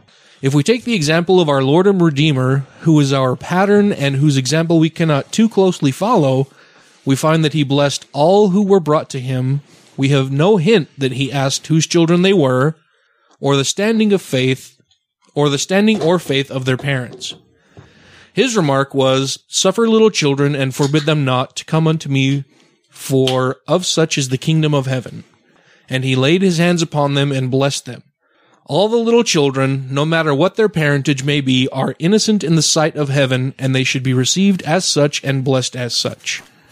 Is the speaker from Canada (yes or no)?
no; Utah, United States; I grew up here in Utah. I was baptized LDS. Most of my family are very, very devout LDS people.